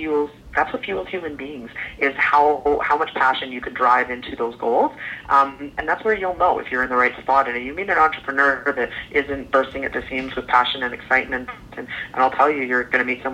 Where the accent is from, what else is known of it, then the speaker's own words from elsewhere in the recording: Calgary, Alberta, Canada; I grew up in Calgary, Alberta, Canada